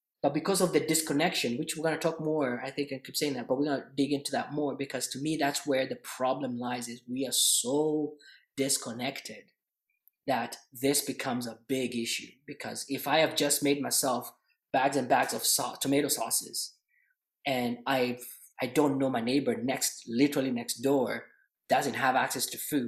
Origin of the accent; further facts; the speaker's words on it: Kenya; moved away as an adult; now in Canada; I grew up in Kenya, by the way, in just a little bit of a back history. And I came to Canada not too long ago